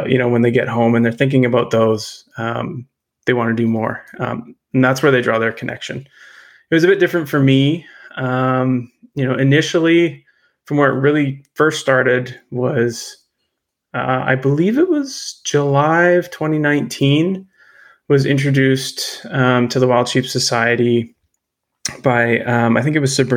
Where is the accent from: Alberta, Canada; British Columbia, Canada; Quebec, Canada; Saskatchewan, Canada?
British Columbia, Canada; Terrace; also born or lived in Lower Mainland, British Columbia; now in Nanaimo, Canada; I was born in Northern BC, born and raised in Terrace